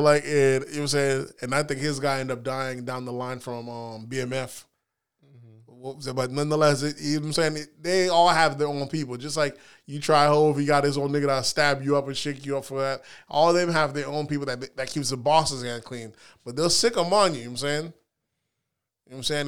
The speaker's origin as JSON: {"language": "English", "region": "the South", "country": "United States", "said": "how I remember growing up, maybe it's 'cause we're from the South"}